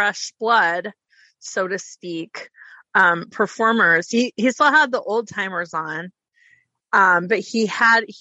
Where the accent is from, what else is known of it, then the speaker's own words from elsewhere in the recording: Idaho Falls, Idaho, United States; also born or lived in Yukon, Idaho / Pocatello, Idaho; I moved when I was five from Yukon, Idaho to Idaho Falls, which was called Moving In Town.